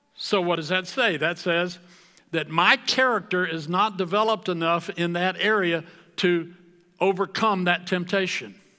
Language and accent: English; the South, United States; I grew up in the South where if you were born in the South, you were a believer